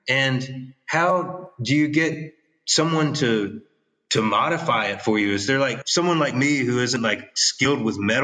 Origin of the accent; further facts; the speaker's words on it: Virginia, United States; moved away as an adult; also born or lived in Australia; I came from Virginia